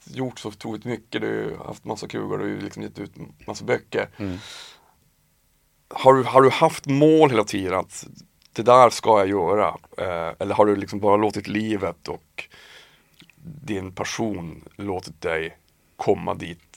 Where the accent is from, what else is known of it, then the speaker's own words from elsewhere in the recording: Piteå, Norrbotten County, Sweden; moved away as an adult; now in Stockholm, Sweden; jag flyttade från Piteå när jag var 19 ja. hit till Stockholm.